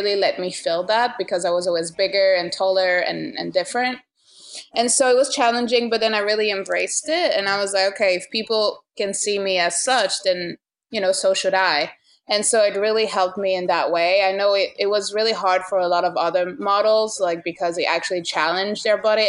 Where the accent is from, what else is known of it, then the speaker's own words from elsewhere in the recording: France; moved away as an adult; now in New York, United States; Growing up in France and just like being a woman in France